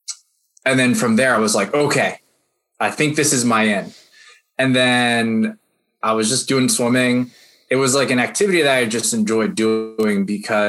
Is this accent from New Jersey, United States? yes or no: yes; New Jersey suburbs, United States; I grew up in the Jersey suburbs